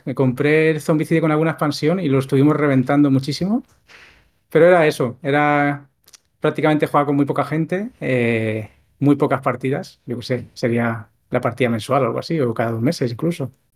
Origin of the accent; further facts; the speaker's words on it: a town outside Barcelona city, Catalonia, Spain; mi pueblo, no estoy en Barcelona ciudad, en mi pueblo que hubiera una tienda ya era, ya era muy extraño